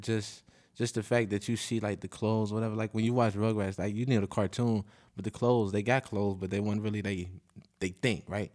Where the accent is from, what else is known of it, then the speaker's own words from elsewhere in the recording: Chicago, Illinois, United States; I'm from Inglewood. I'm from, like, sixty-third Street